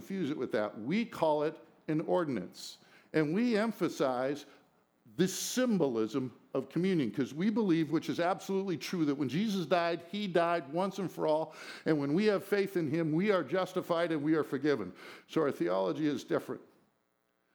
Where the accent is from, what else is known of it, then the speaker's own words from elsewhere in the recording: United States; We were raised in America.